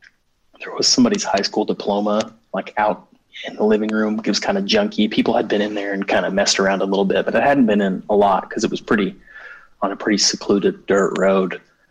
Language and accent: English; United States; I grew up in Native American country.